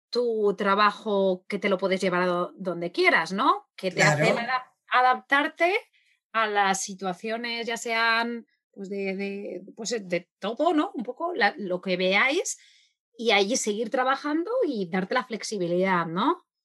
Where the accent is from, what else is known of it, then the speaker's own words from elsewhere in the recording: Argentina; yo soy argentina, yo he crecido en Argentina, he vivido en Argentina muchísimos años